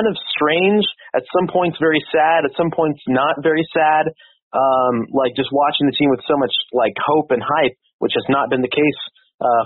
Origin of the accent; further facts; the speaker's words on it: Roseville, California, United States; I grew up in Roseville, and I've been here most in my entire life so far